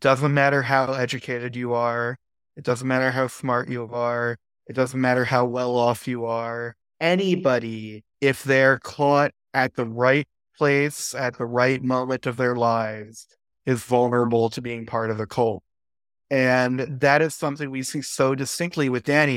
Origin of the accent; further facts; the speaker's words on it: United States; as an American